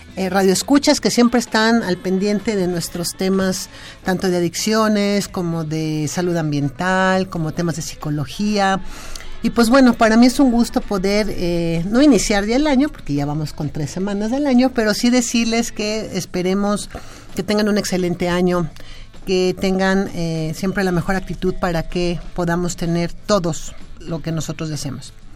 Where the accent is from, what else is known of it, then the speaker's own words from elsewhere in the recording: Mexico; lenguaje que tenemos como mexicanos